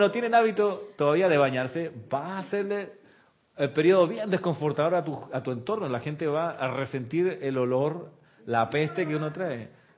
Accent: Chile; now in Panama; Eso pasa mucho con los extranjeros. Me pasó a mí cuando vine de Chile, acá a Panamá. Yo venía con el hábito de Chile que es bañarse rapidito, porque el agua es fría.

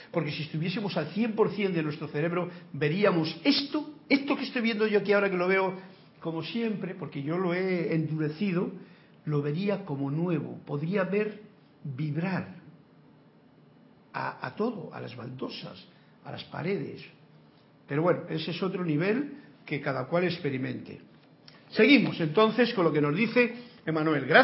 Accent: Mexico; Y yo soy de México, viva México y viva España

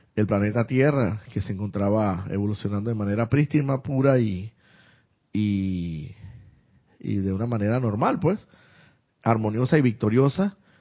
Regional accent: Santiago de Veraguas, Veraguas, Panama; paisana, también yo soy de Santiago de Veraguas.

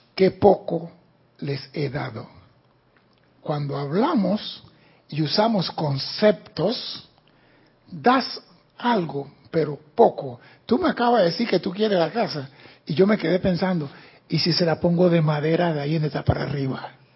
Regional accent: Panama; soy panameño

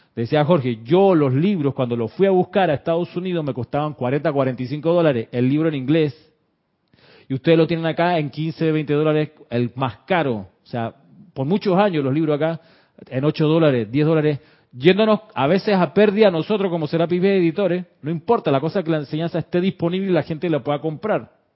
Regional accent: Chile; now in Panama; sí soy panameño, pero también me crié en Chile

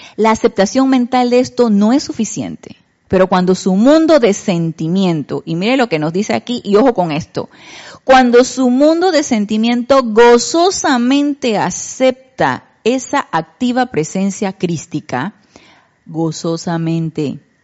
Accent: Panama; nosotros en Panamá

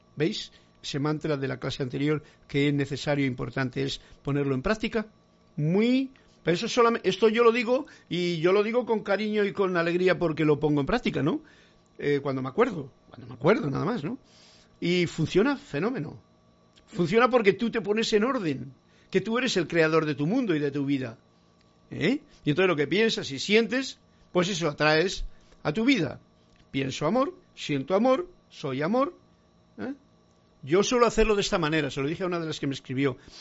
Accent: Spain; para mí que soy español

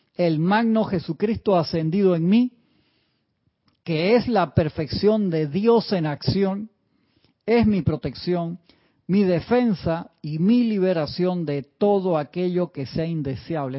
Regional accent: Uruguay; now in Panama; cuando era pequeño en Uruguay

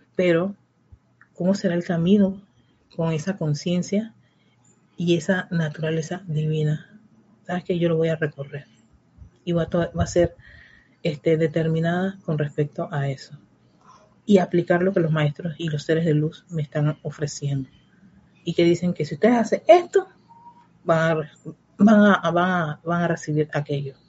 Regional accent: Panama; en el caso de mi país

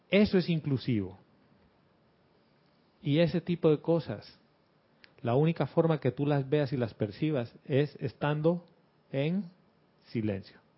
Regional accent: Panama; mi familia, todos nosotros somos panameños. Y vivimos aquí en este pedacito de tierra y esto históricamente ha sido mi familia.

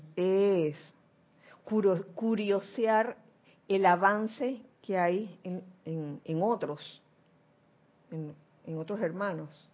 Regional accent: Panama; yo nací en Panamá

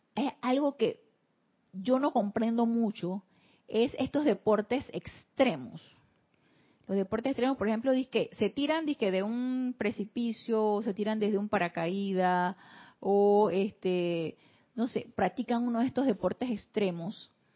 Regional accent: Panama; Aquí en Panamá le llamamos historia patria a este tipo de situaciones

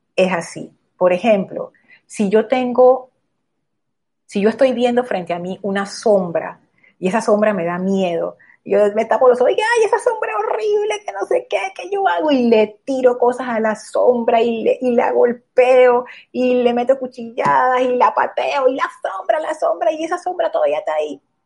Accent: Panama; como panameños

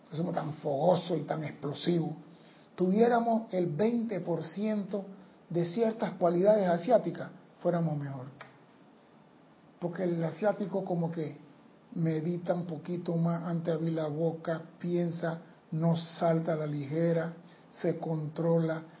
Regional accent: Panama; yo soy panameño.

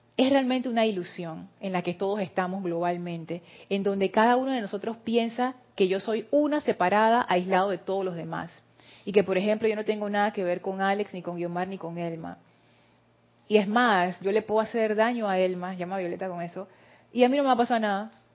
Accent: Panama; yo soy panameña

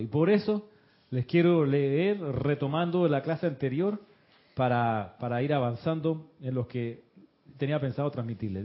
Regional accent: Moscow, Russia; Yo nací en Moscú.

